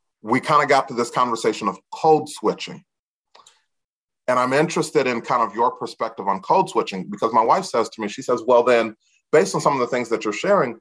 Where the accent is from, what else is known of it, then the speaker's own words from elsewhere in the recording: DeKalb, Illinois, United States; having been born and raised in DeKalb, Illinois